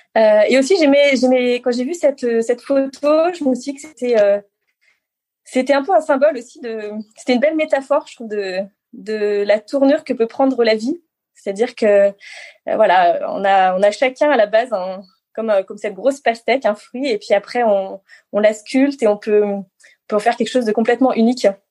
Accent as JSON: {"language": "French", "town": "Grenoble", "region": "Auvergne-Rhône-Alpes", "country": "France", "tie": "born or raised there", "also_born_or_lived": "Moûtiers, Savoie", "said": "je suis née, euh, oui, à Moutier, donc euh, en Savoie, dans les Alpes. et, après, j'ai surtout grandi à Grenoble, à côté de Grenoble"}